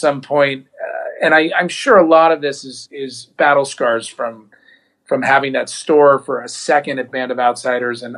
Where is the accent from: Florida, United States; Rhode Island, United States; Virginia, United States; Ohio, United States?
Ohio, United States; accent: a little bit like a Jewish New Yorker; now in Los Angeles, United States; I grew up in Ohio